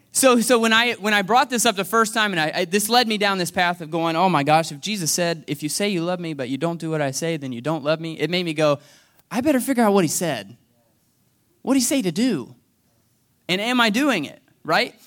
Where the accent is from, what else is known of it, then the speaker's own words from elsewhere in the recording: United States; now in Franklin, United States; I was born and raised here in a single wide trailer on Hess Road.